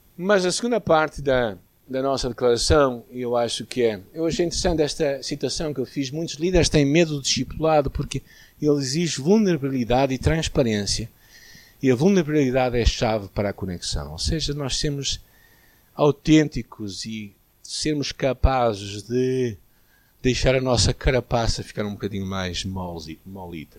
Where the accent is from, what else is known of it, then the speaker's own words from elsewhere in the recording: Porto, Norte, Portugal; a nossa primeira igreja aqui na cidade do Porto, a igreja onde eu cresci